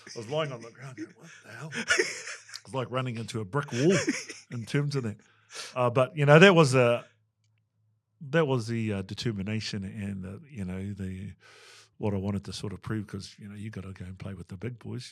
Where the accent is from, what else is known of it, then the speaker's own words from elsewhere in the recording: Waikato, New Zealand; moved away as an adult; also born or lived in England; I was brought up with one of my nannies back at our marae and then, um, one of my nanas, you know. I think for us in Waikato